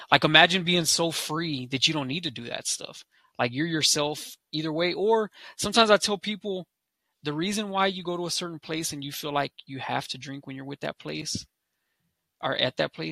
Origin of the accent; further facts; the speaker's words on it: United States; So first of all, um, I'm American Indian, I'm Lakota.